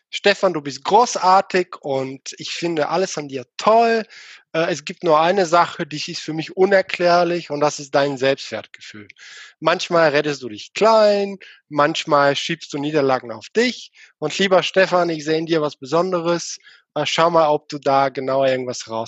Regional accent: Bulgaria; now in Germany; Erstmal einige wissen schon, ich komme nicht aus Deutschland, sondern aus Bulgarien.

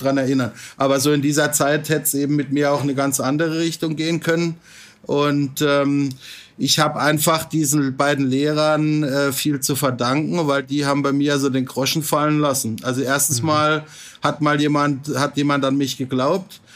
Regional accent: Freiburg im Breisgau, Baden-Württemberg, Germany; moved away as an adult; also born or lived in Singapore; now in Bangkok, Thailand; ich bin vor ziemlich genau 50 Jahren geboren in Freiburg im Breisgau, also im Schwarzwald

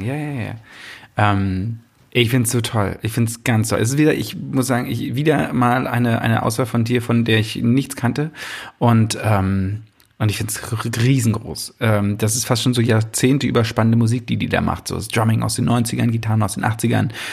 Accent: Brandenburg, Germany; als Brandenburger

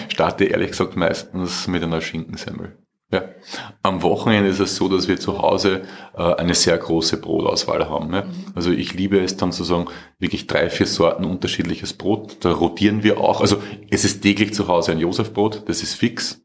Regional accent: Austria; ich bin ja Österreicher, ich lebe ja

